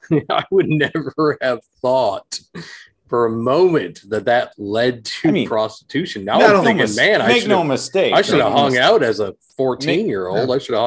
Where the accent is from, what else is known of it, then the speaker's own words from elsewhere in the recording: Chippewa Falls, Wisconsin, United States; when I was growing up in Chippewa Falls, Wisconsin, Lake Wissota, it's a big lake there